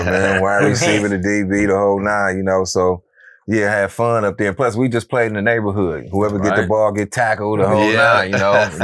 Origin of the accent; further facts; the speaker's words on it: San Francisco, California, United States; also born or lived in Berkeley, California; raised in Hunters Point by way of Harbor Road, you know, a little block looking right over to Oakland, right on the edge of the water up right up there, man.